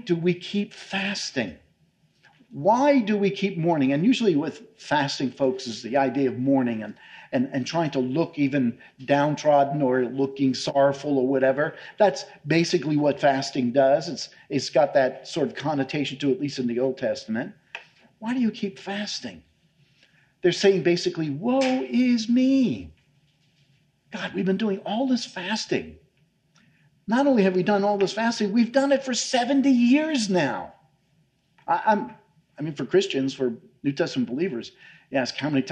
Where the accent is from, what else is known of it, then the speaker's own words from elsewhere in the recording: New York, United States; moved away; I come from New York